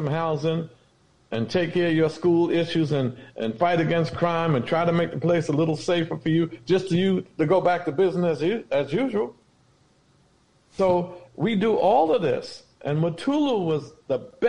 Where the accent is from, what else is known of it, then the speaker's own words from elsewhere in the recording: New York City, New York, United States; When I was a young man growing up in the Lillian Wall public housing